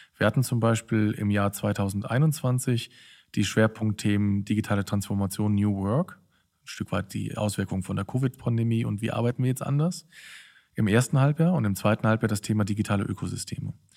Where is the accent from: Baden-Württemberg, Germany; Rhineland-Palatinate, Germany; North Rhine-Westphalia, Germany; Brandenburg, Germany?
North Rhine-Westphalia, Germany; Cologne; moved away as an adult; also born or lived in Berlin; in Köln, in meiner alten Heimatstadt